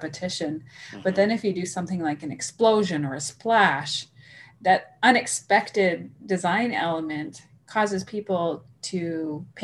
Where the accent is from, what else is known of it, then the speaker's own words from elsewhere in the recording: Saskatchewan, Canada; I come from Saskatchewan, right? And there's a big farming community here.